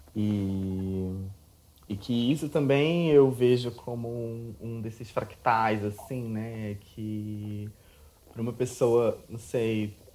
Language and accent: Portuguese; Rio de Janeiro, Brazil; eu moro no Rio de Janeiro desde, desde sempre.